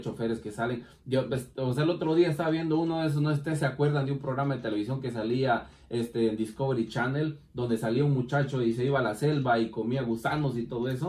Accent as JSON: {"language": "Spanish", "country": "Guatemala", "said": "como decimos en mi país, taparle el ojo al macho"}